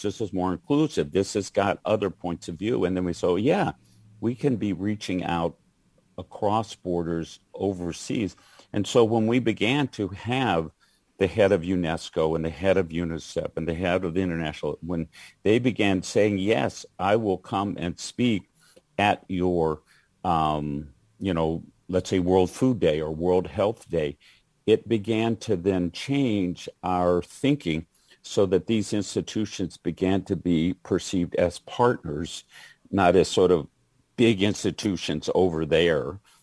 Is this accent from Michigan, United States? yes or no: no; Georgia, United States; moved away; I was just home, my home state is Georgia